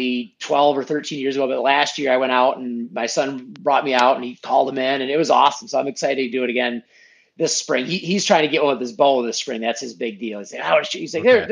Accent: Muskegon, Michigan, United States; also born or lived in Grand Haven, Michigan; I was born and raised in Muskegon, which is just probably 25 minutes north of where I live now

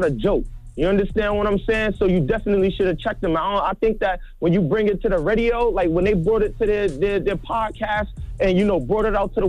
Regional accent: Brownsville, United States; You know, I told y'all I'm from Brownsville.

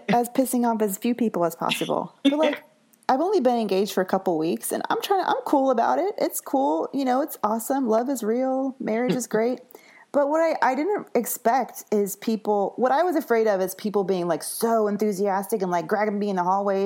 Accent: the South, United States; I'm from the South

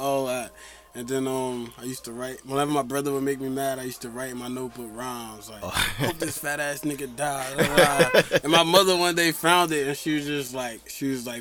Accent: Jersey City, New Jersey, United States; also born or lived in Hoboken; born and raised Jersey City.

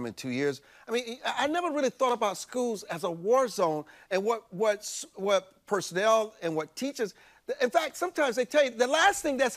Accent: Marion, South Carolina, United States; moved away; my hometown of Marion, South Carolina

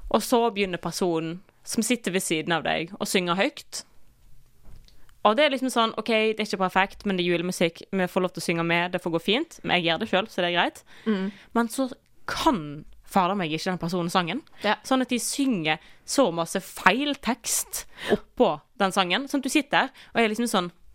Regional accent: Western Norway, Norway; Jeg er vestlending

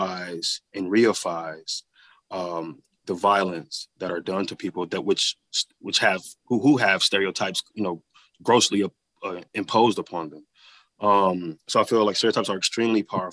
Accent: Flint, Michigan, United States; Growing up in Flint

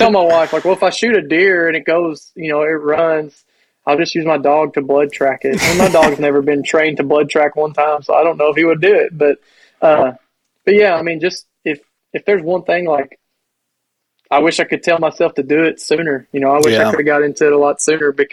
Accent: Kentucky, United States; I'm from Kentucky

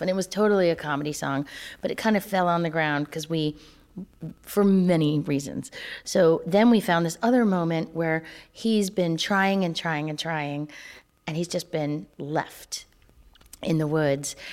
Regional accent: North Carolina, United States; I'm from North Carolina

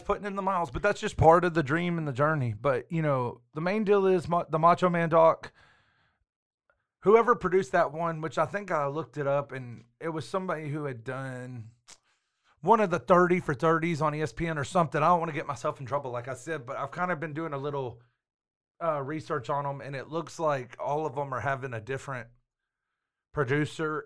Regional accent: Waco, Texas, United States; my hometown, the Waco crowd

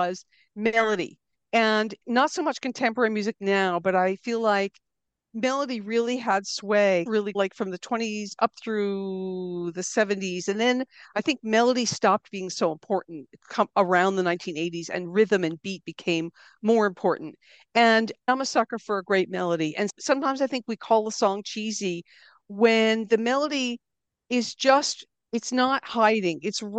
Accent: East Coast, United States; also born or lived in New Jersey / Philadelphia / Boston area; I didn't grow up in one place. My family moved around the East Coast of the U.S. a lot. Nothing exotic. It didn't get more exotic than New Jersey and Philadelphia and then the Boston area

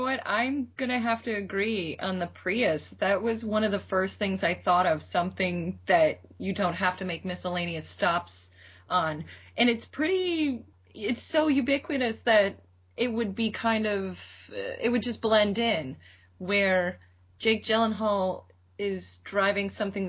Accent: Cleveland, Ohio, United States; Well, I'm from Cleveland, so driving in snow

